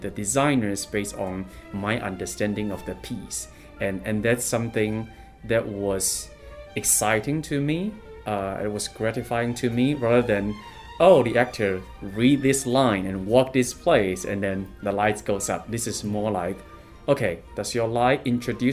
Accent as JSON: {"language": "English", "country": "China", "tie": "born or raised there", "also_born_or_lived": "Urbana-Champaign, Illinois / New York / Singapore / San Francisco", "moved": "as an adult", "lives_now": "Chicago, United States", "said": "I was born and raised in China. I came to the States in 2008"}